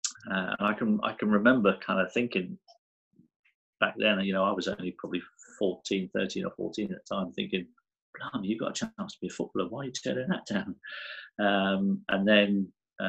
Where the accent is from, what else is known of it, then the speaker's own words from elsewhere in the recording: Guernsey; I loved growing up in Guernsey.